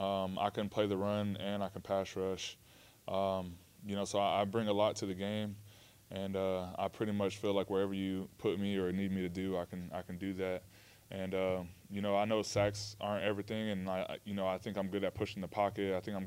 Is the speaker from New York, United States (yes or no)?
no; Florida, United States; You know, I came all the way from Florida to USC